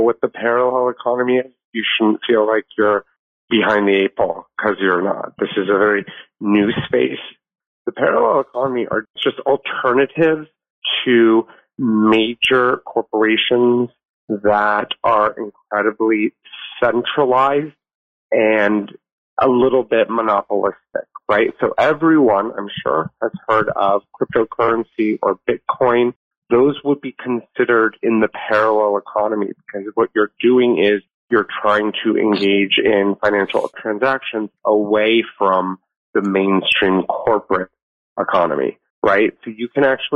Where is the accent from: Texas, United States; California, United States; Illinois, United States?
California, United States; Los Angeles; also born or lived in Asia / Singapore; I'm a native Angeleno. I grew up here in Los Angeles